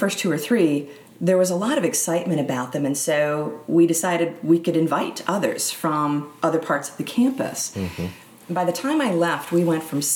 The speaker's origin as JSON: {"language": "English", "town": "Milwaukee", "region": "Wisconsin", "country": "United States", "tie": "born or raised there", "also_born_or_lived": "Upper Peninsula of Michigan", "moved": "as an adult", "said": "I grew up in Milwaukee, Wisconsin, just outside"}